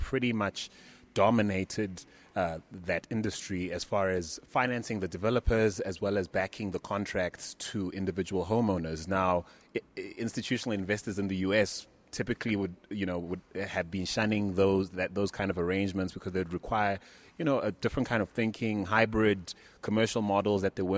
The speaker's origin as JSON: {"language": "English", "country": "South Africa", "said": "As a South African investor in the U.S."}